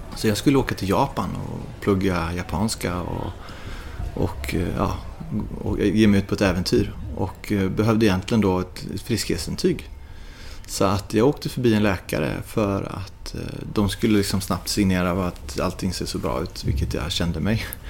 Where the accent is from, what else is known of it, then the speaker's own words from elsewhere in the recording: Sweden; moved away; när jag bodde hemma i Sverige